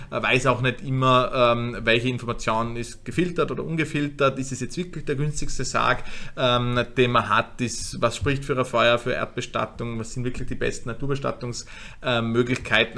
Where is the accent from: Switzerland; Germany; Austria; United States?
Austria; Vorarlberg; moved away as an adult; now in Vienna, Austria; gebürtiger Vorarlberger